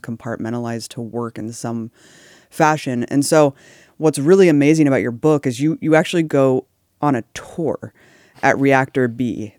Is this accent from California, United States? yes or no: yes; Pleasanton, California, United States; I grew up in Pleasanton, California